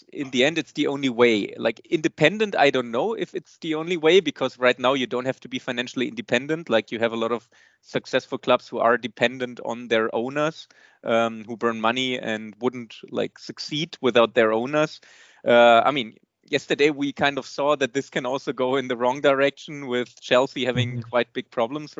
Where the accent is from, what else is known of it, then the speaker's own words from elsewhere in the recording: Bochum, North Rhine-Westphalia, Germany; moved away as an adult; now in St. Gallen, Switzerland; I was born and raised in Bochum in Germany